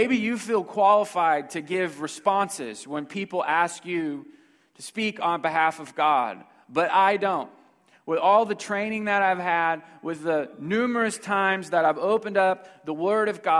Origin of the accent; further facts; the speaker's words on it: Houston, Texas, United States; I'm from Houston, Texas